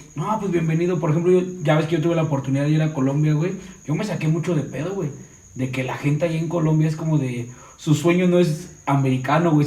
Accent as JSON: {"language": "Spanish", "region": "Mexico City", "country": "Mexico", "said": "soy del DF"}